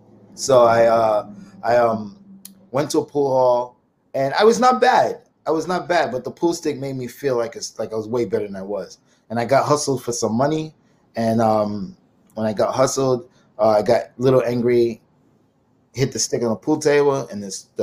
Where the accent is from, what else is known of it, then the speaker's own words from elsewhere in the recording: Brooklyn, New York, United States; Well, Brooklyn.